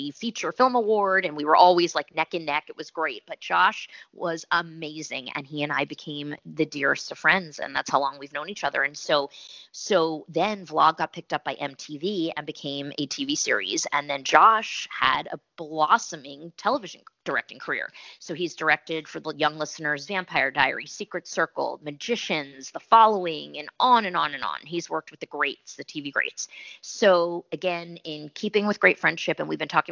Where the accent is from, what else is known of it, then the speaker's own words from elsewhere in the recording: New Jersey, United States; also born or lived in Philadelphia; I'm from Jersey, so I get to talk a little like, you know, yes. So I get to do that jerk since I'm half from Jersey, Philly and Jersey